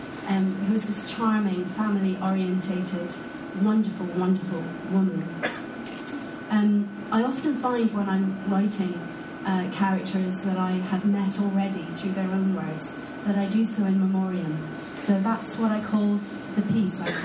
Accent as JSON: {"language": "English", "region": "Scotland", "country": "United Kingdom", "said": "I'm Scottish"}